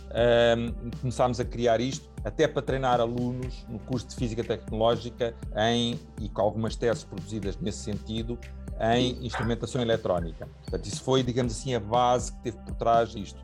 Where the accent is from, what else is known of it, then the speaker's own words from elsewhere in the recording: Portugal; como português